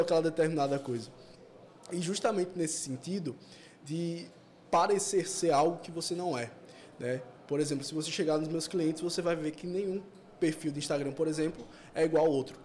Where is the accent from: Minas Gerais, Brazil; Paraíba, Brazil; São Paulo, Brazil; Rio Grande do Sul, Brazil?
Paraíba, Brazil; João Pessoa; sou daqui de João Pessoa mesmo.